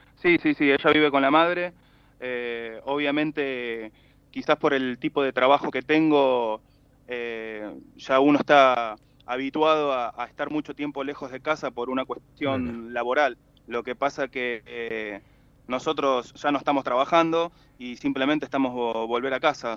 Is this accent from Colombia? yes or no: no; Argentina; Somos nueve tripulantes argentinos